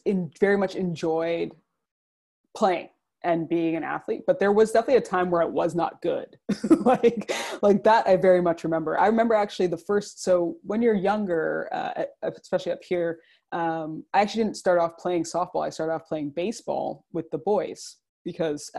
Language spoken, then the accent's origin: English; Toronto, Ontario, Canada; I'm currently in Toronto and I'm from essentially the greater Toronto area.